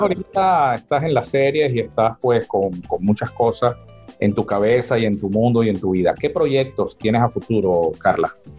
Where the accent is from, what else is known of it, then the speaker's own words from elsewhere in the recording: San Cristóbal, Táchira, Venezuela; also born or lived in Zulia; now in San Diego, United States; no soy tachirense, pero me siento gocho de corazón, soy zuliano, pero criado todo el tiempo en Barrio Obrero